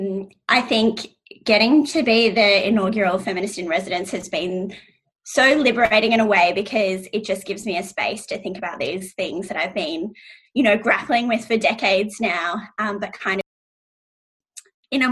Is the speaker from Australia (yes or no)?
yes; Australia; I'm biracial, and so I'm Iranian Australian, and my mom is Iranian